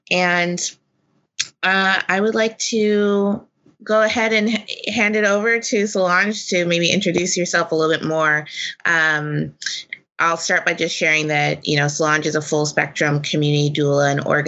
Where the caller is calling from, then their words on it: Portland, Oregon, United States; I'm joining you from Portland, Oregon